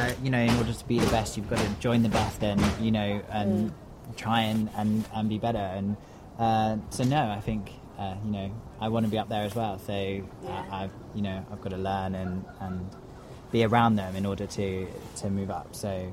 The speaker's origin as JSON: {"language": "English", "town": "Chichester", "region": "South East England", "country": "United Kingdom", "said": "I'm from Chichester in West Sussex."}